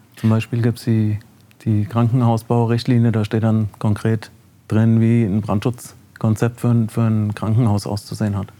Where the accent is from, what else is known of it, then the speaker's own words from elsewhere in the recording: Lich, Hesse, Germany; in Licht bin ich geboren und äh, habe da in einem Ortsteil bin ich aufgewachsen und äh, in Licht zur Schule gegangen